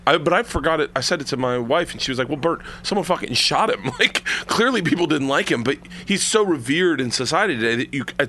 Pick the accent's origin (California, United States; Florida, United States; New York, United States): Florida, United States; Tampa; I grew up in the South.